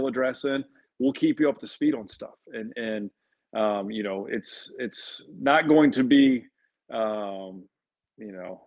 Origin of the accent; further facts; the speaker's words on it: Dallas, Texas, United States; also born or lived in Lexington, Kentucky; now in Chapel Hill, United States; I grew up in Dallas